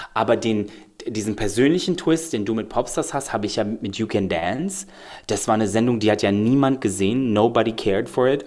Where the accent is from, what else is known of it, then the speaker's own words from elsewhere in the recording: Belgrade, Serbia; now in Germany; ich komme ja wirklich aus Belgrad